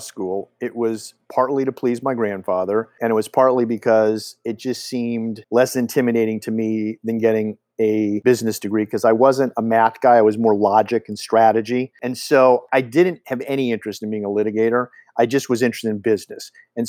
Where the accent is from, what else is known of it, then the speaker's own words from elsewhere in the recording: Los Angeles, California, United States; Well, I am a Los Angeles native, and I grew up in Brentwood, which was a little farming community when I was there